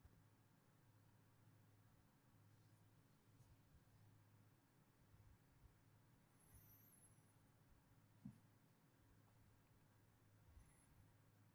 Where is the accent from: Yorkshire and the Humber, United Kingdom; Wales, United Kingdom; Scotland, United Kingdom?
Wales, United Kingdom; I'm from Wales